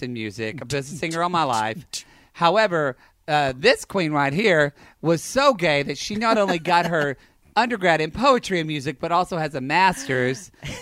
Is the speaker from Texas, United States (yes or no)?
no; Oklahoma, United States; I grew up in Oklahoma